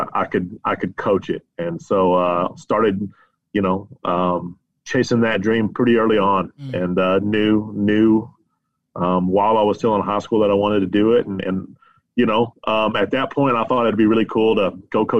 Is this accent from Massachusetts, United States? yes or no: no; Jayton, Texas, United States; So I was born and raised right here in Jayton, Texas, and graduated here in 2002 and came back in 07 and been here ever since.